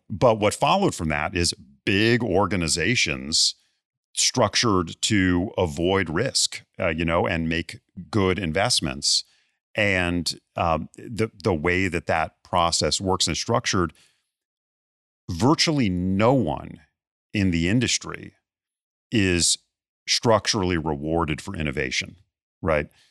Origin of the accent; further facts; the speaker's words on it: Bethesda, Maryland, United States; moved away; my hometown of Bethesda, Maryland